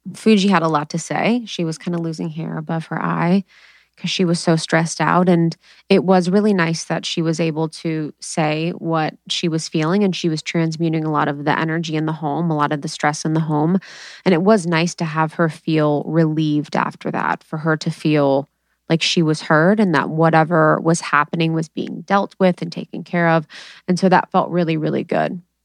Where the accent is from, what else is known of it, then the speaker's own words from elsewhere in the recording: Ohio, United States; now in California, United States; I'm from Ohio